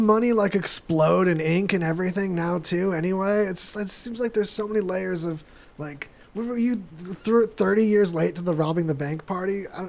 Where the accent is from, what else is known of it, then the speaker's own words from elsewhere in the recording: Apple Valley, California, United States; When I was a kid growing up in Apple Valley, California, in this very same desert, just a couple hours south of here